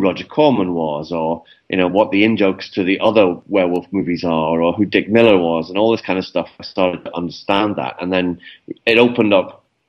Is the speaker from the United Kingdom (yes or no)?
yes; Newcastle upon Tyne, North East England, United Kingdom; growing up in Newcastle, as a kid, Newcastle is not like the centre of the film industry in the UK